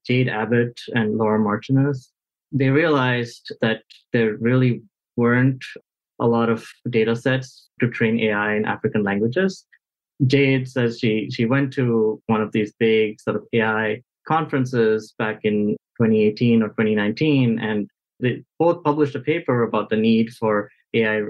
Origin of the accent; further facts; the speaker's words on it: India; I'm actually from India